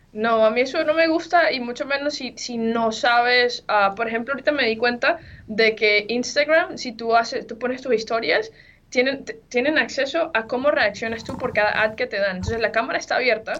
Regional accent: Venezuela; moved away; yo soy de Venezuela

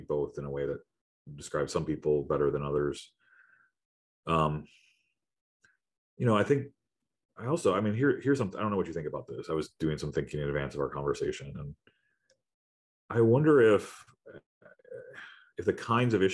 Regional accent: Wisconsin, United States; moved away; I grew up in Wisconsin as a Midwest boy.

